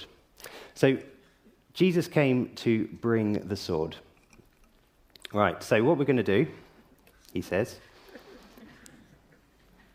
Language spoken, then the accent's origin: English; South of England, United Kingdom; moved away as an adult; now in Yorkshire, United Kingdom; now I grew up in the South.